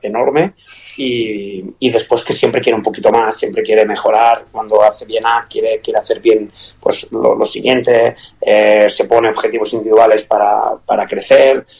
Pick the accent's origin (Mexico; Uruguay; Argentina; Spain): Spain; moved away as an adult; also born or lived in Qatar / Kuwait / Catalonia; now in Toulouse, France; para mí como español